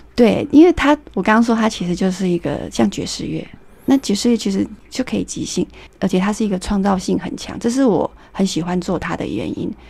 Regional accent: Taiwan; 我们台湾

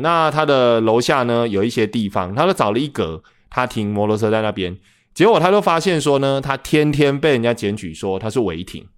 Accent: central Taiwan, Taiwan; accent: central Taiwanese Hokkien; 我是中部人

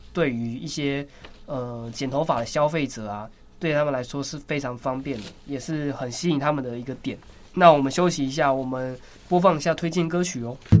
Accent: Taiwan; 我们台湾人

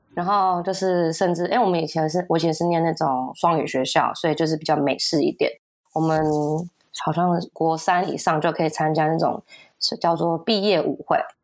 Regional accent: United States; moved away; 我从小在美国长大

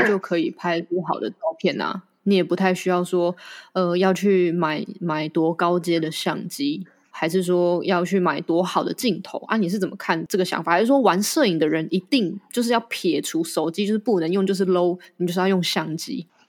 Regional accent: Yunlin County, Taiwan; 跟我是同乡嘛，都是云林人。那像我，我在云林长大

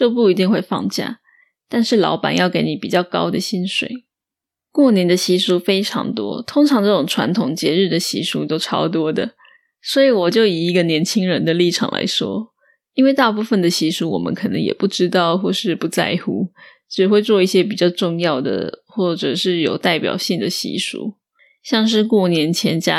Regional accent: northern Taiwan, Taiwan; also born or lived in Australia; 因为我的家乡就在北部，所以我不用去中南部过年。

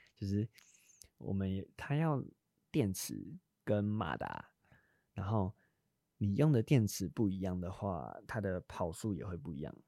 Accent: New Taipei, Taiwan; 我新北人，我们那边是，我们学校是都叫豆盘

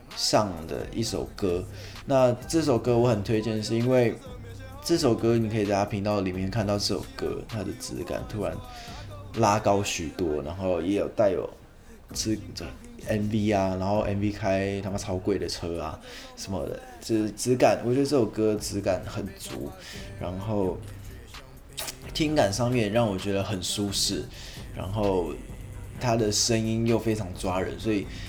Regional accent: Taiwan; 用我们台湾人很常讲到的一个口头禅

